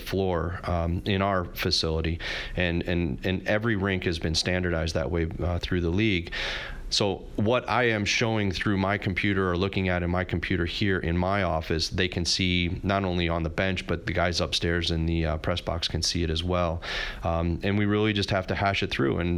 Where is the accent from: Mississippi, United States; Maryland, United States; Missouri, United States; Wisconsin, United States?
Missouri, United States; St. Louis; having been born and raised in St. Louis